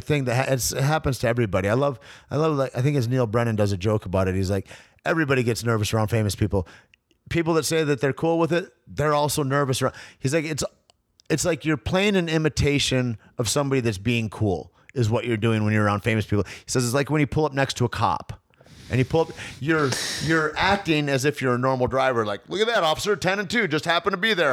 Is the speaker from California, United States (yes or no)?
no; Alpena, Michigan, United States; growing up in Alpena, Michigan